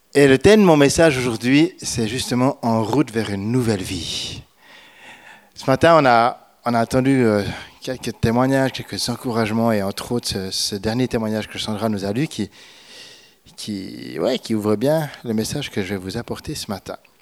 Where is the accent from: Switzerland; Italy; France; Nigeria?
Switzerland; je suis suisse